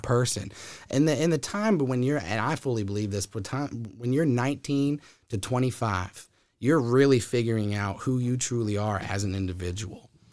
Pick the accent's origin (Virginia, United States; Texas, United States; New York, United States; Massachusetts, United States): Virginia, United States; Huddleston; also born or lived in Sacramento, California; when I was two years old, adopted, raised in Huddleston, Virginia